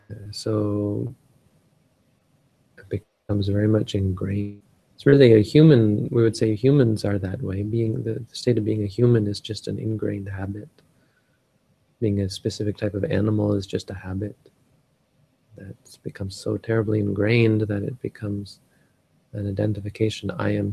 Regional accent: Canada; Like we are, I am Canadian.

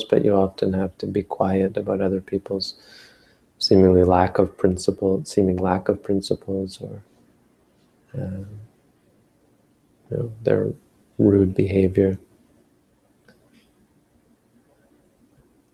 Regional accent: Northern Ontario, Canada; I grew up in Northern Ontario

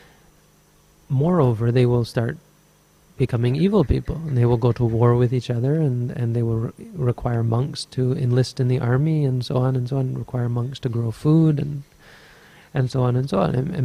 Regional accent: Canada; now in Sri Lanka; I'm Canadian.

